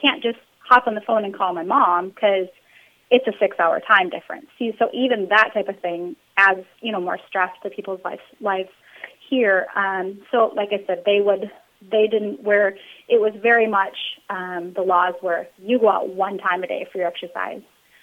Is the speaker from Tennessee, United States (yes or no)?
no; Minnesota, United States; moved away as an adult; also born or lived in Arkansas; we're from Minnesota originally, but we were stationed in Arkansas for like 9 years